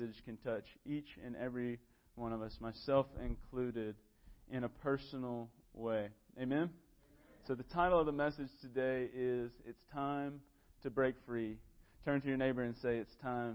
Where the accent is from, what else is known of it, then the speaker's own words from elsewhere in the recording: Moore County, North Carolina, United States; moved away as an adult; also born or lived in Charlotte, North Carolina; I needed to come back home to Moore County.